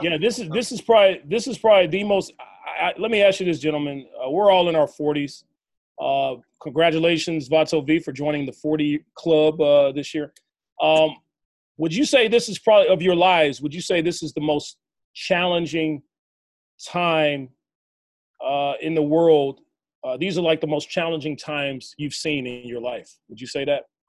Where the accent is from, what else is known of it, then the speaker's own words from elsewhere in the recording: Arkansas, United States; now in California, United States; I'm from Arkansas